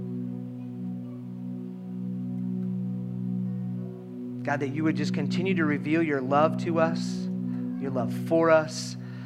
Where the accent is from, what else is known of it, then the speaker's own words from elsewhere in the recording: Minnesota, United States; we are Minnesotan